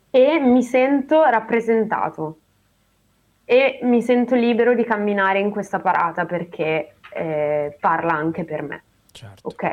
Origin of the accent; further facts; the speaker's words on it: Treviso, Veneto, Italy; moved away; io sono di Treviso